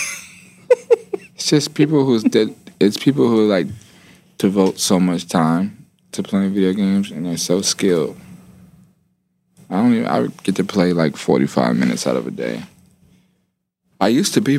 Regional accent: Atlanta, Georgia, United States; I'm from Atlanta

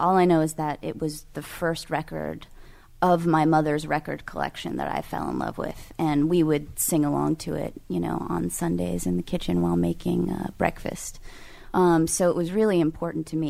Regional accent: California, United States; I'm from California

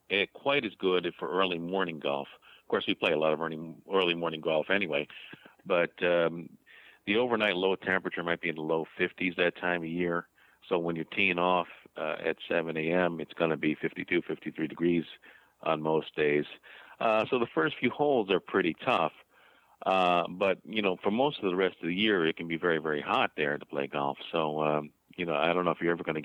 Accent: New Jersey, United States; we are three guys from Jersey

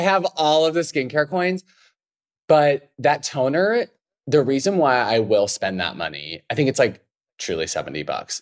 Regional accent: Idaho, United States; I grew up in Idaho

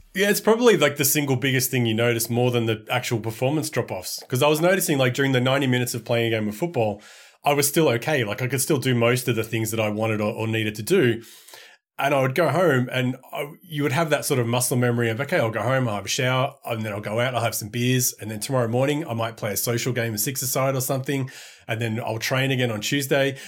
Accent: Australia; as an Australian

